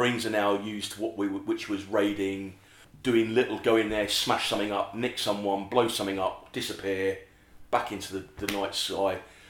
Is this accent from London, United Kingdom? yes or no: yes; London, United Kingdom; I grew up in West London.